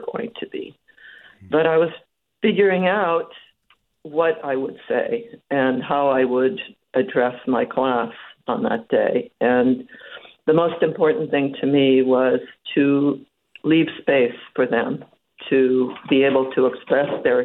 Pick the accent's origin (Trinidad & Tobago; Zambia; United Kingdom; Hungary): Hungary; also born or lived in Bay Area, United States; now in United States; I'm an immigrant from Hungary, and so as a child, I went through the revolution in 1956